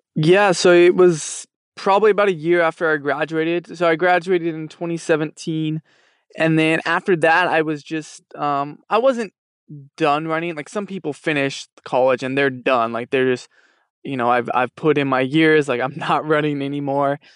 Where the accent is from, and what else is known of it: Fresno, California, United States; born or raised there